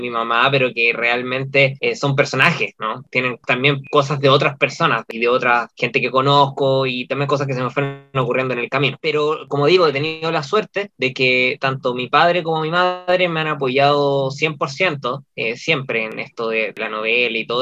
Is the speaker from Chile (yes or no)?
yes; Chile; el chileno tiende a ser medio etnocéntrico también